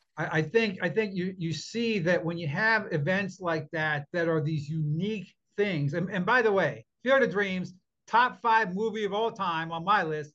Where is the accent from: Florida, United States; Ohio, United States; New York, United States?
Ohio, United States; Youngstown; I grew up outside of Youngstown, Ohio, with the Vindicator.